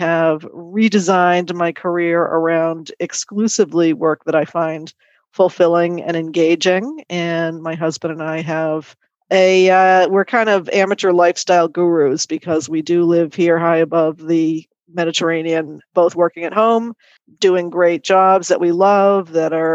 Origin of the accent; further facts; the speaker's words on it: Boston, Massachusetts, United States; moved away as an adult; now in France; I'm from the Boston area